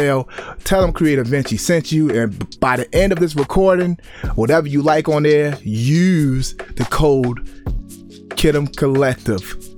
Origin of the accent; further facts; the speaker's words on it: Baltimore, Maryland, United States; I grew up in Baltimore, Maryland